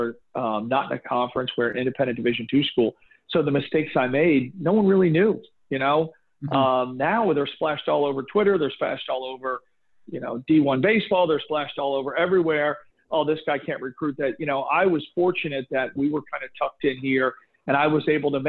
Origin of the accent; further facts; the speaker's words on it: Boca Raton, Florida, United States; I grew up in Boca, but most of my family is from New York